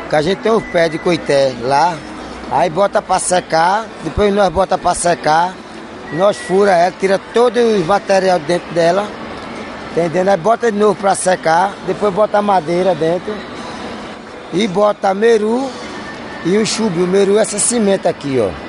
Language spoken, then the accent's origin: Portuguese; Pernambuco, Brazil; minha cidade, minha aldeia é Aldeia Pancararu, divisa ali Lagoa, Pernambuco, Bahia, município Pretolândia, Jatobá e Itacaratu.